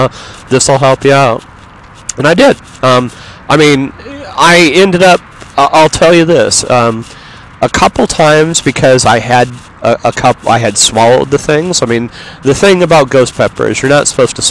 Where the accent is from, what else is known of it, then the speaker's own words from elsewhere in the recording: Yorba Linda, California, United States; also born or lived in Los Angeles; I'm from Los Angeles, or I'm from Yorba Linda